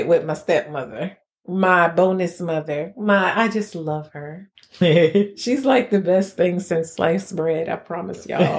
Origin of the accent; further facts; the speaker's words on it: United States; I'm from New York